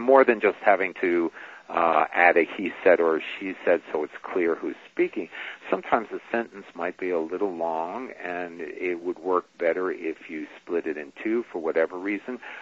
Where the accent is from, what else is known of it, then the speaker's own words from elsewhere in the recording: New York, United States; I grew up in New York and so did she